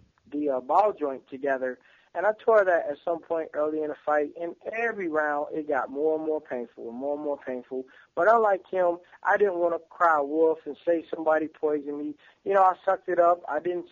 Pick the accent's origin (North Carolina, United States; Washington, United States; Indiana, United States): Indiana, United States; Indianapolis; my hometown is Indianapolis, right down the street from Cincinnati